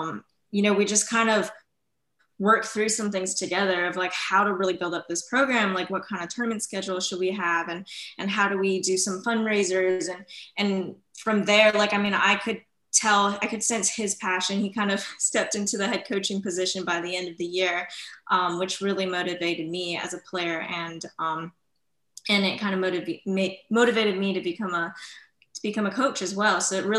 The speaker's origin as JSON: {"language": "English", "region": "West Coast", "country": "United States", "said": "I'm kind of like Lauren. We're both from the West Coast"}